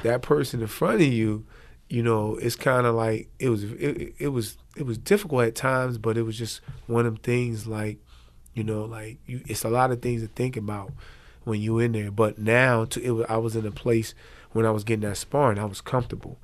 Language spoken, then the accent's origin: English; Trenton, New Jersey, United States; moved away; I'm originally from New Jersey, Trent, New Jersey